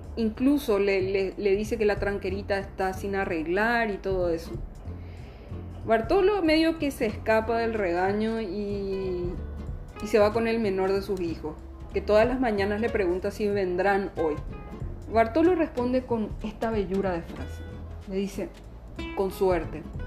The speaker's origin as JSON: {"language": "Spanish", "country": "Paraguay", "accent": "Paraguayan border accent, half Brazilian-tinged", "said": "con nuestro guarañol, con nuestra cosa fronteriza con Brasil, nuestra tonada medio abrasilerada"}